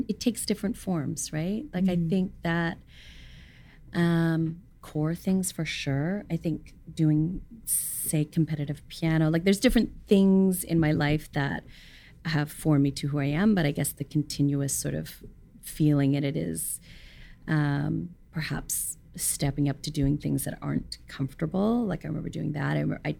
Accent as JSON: {"language": "English", "country": "Hong Kong", "tie": "born or raised there", "said": "Yeah, and then being born and raised in Hong Kong, it's like all of them spoke Cantonese."}